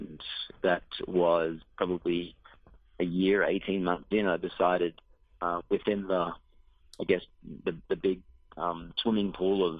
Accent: Australia; moved away as an adult; Growing up in Australia, I had visions of playing professional Aussie rules football

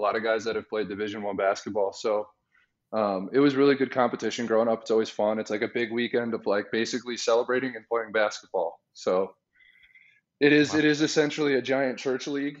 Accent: Chicago, Illinois, United States; moved away as an adult; now in Phoenix, United States; I grew up in the suburbs

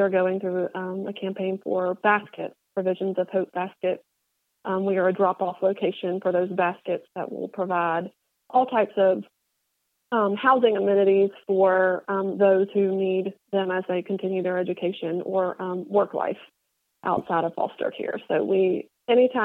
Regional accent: Oconee County, Georgia, United States; moved away as an adult; also born or lived in Metro Atlanta; I'm originally from Oconee, so this is coming back home for me

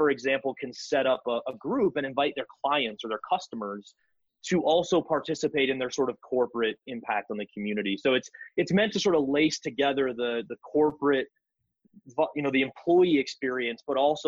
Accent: Northwest Iowa, United States; moved away as an adult; also born or lived in South Dakota; now in Denver, United States; I grew up in Northwest Iowa, which is about 45 minutes from Sioux Falls

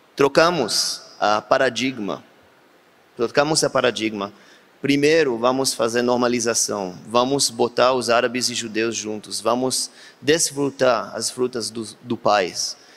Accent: Beersheba, Southern District, Israel; Portuguese is a second language; Eu sou da Beersheba do Sul

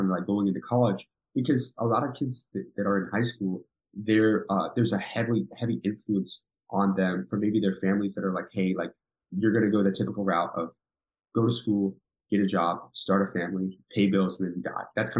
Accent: Virginia, United States; born there; also born or lived in South Korea; So kind of grew up, I was born in like the Washington, D.C. like area. I was born in Virginia and actually ended up from 6 to 10. I spent my childhood, I lived in South Korea.

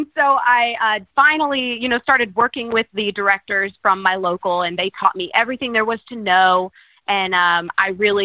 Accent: Warner Robins, Georgia, United States; the Miss Warner Robins pageant, which is my hometown

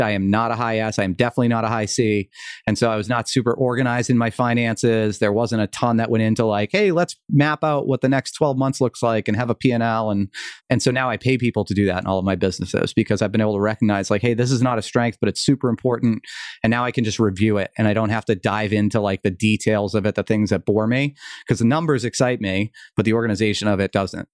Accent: outside of Boston, Massachusetts, United States; also born or lived in Vermont; I moved back to Massachusetts, where I grew up outside of Boston.

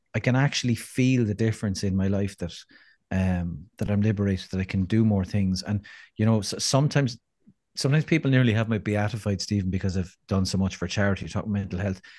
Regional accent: Ireland; we need to hear as Irish people

